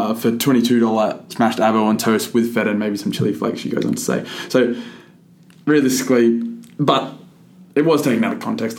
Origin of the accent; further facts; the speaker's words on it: Figtree, New South Wales, Australia; I'm from Fig tree